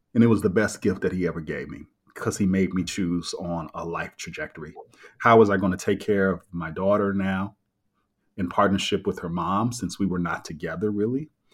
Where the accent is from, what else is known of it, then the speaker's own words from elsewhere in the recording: Kansas City, Missouri, United States; I was raised in Kansas City, Missouri, in the middle of the country.